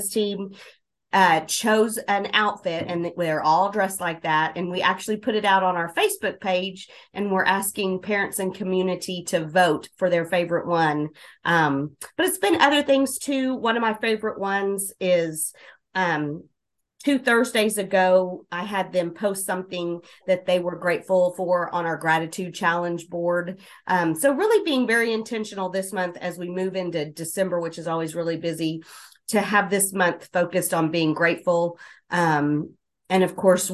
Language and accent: English; Southwest Oklahoma, United States; also born or lived in Moore, Oklahoma / California; Southwest Oklahoma has been my home most of my life